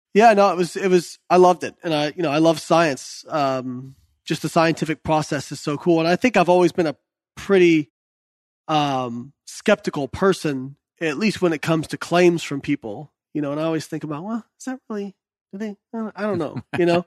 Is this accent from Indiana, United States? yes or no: yes; Indiana, United States; I was the kid growing up in Indiana